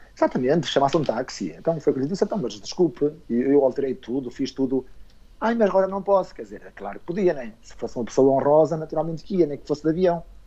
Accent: Esposende, Norte, Portugal; eu sou natural de Esposende, portanto, aqui na zona do Minho.

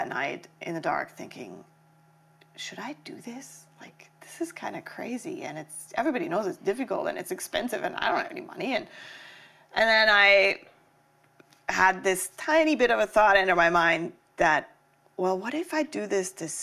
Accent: Germany; moved away; also born or lived in Los Angeles, United States; growing up in Germany

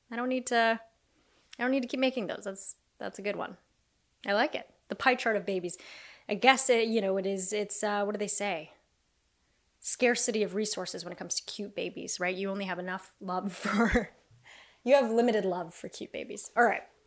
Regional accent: La Quinta, California, United States; I grew up in La Quinata

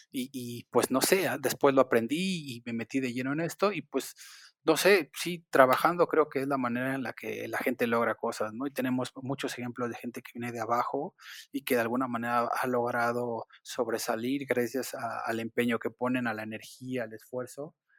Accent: Mexico City, Mexico; yo nací, y crecí en el barrio de Iztapalapa

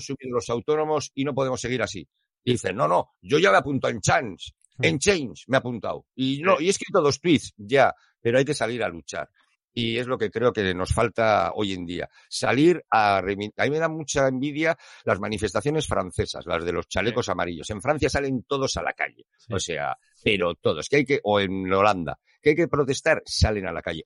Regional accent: Basque Country, Spain; soy vasco

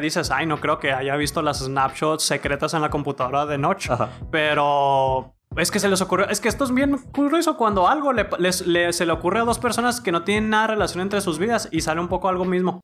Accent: Mexico; nosotros mexas

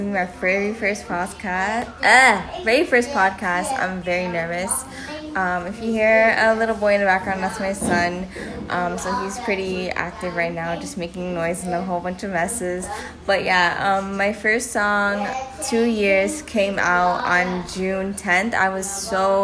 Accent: Toronto, Ontario, Canada; I'm also from Canada. I'm Ontario, Toronto

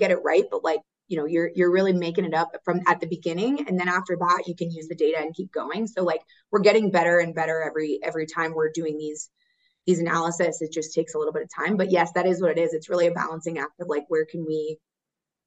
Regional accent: Orlando, Florida, United States; moved away as an adult; also born or lived in Aiken, South Carolina / Notre Dame, Indiana / Detroit, Michigan; now in Charlotte, United States; I grew up right outside of Orlando

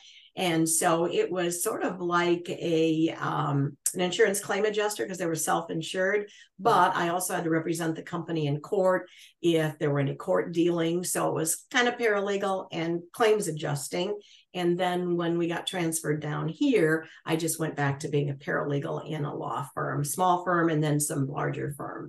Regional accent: Muskegon, Michigan, United States; moved away; also born or lived in Chicago, Illinois; We grew up in a small town in Michigan called Muskegon. It's on Lake Michigan, essentially.

